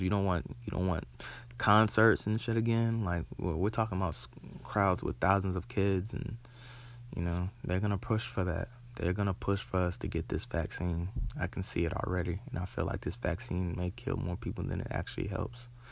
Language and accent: English; Charlotte, North Carolina, United States; I'm born and raised in Charlotte